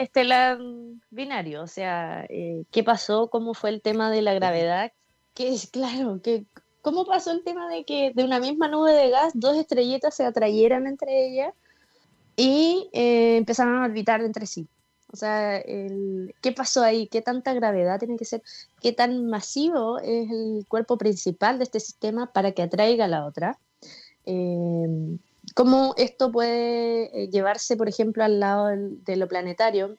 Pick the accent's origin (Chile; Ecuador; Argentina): Chile; Osorno, Los Lagos; moved away as an adult; also born or lived in Concepción, Chile; now in Santiago, Chile; yo soy de Osorno, después me fui a Conce, no conocía a nadie, de Conce a Santiago